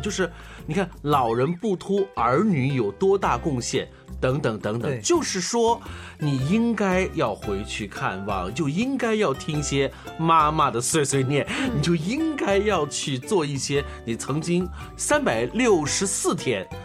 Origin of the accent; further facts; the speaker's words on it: China; 是我们中国人传统习俗